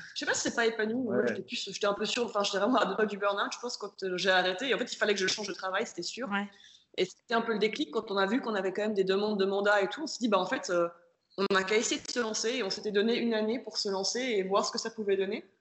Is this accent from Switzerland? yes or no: yes; Switzerland; moved away; j'ai 32 ans, on vient de Suisse tous les deux